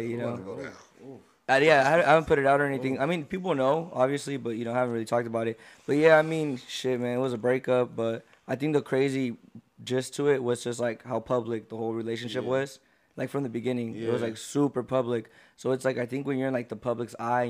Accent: Vallejo, California, United States; also born or lived in Stockton, California; I was born in Stockton, but I didn't grow up in Stockton. I grew up in Vallejo

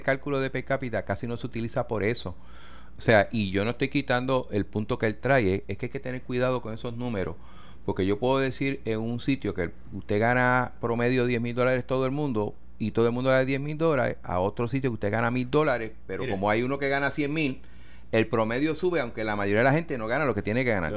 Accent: San Lorenzo, Puerto Rico; San Lorenzo, por dar un pueblo, ¿no? Mi pueblo natal

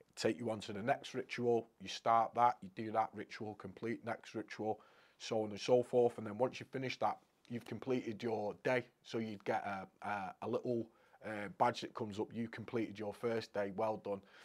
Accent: Crewe, North West England, United Kingdom; I'm from Crewe originally

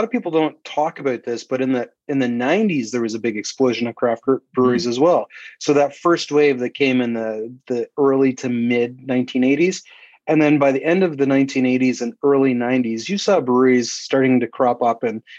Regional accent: Canada; You know, we talk about it's an American style beer, but we're Canadian. He's a lumberjack wearing plaid. So stereotypical of us.

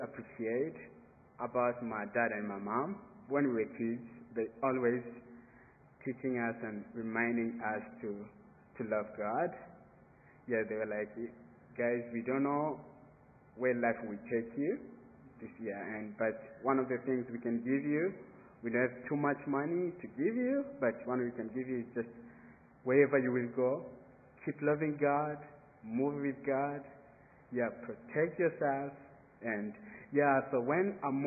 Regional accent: Burundi; moved away as an adult; To be away from Burundi, it's a bit hard because I was born in Burundi

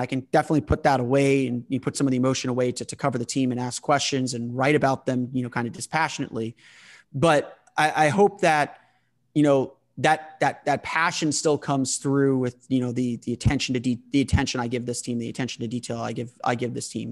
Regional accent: United States; being an American

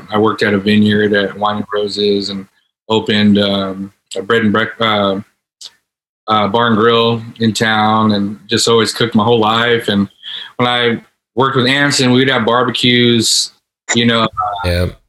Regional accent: Philippines; I mean obviously I'm Filipino as well, so we're talking about Filipino food.

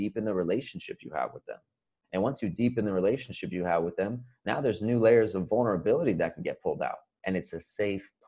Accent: Florida, United States; moved away as an adult; also born or lived in Boston; I was born in Florida.

